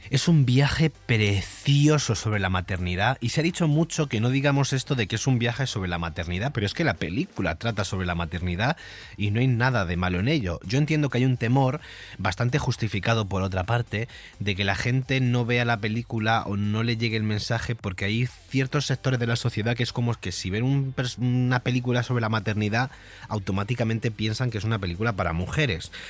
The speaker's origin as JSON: {"language": "Spanish", "region": "Andalusia", "country": "Spain", "said": "yo como buen andaluz que soy, aunque no se me note mucho por el acento, estoy muy orgulloso"}